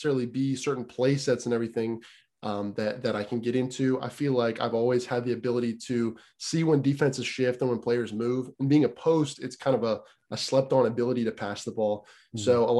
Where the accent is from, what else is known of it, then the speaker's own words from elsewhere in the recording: Tennessee, United States; also born or lived in Pennsylvania / Clay County, Tennessee; When I was five, I moved to Tennessee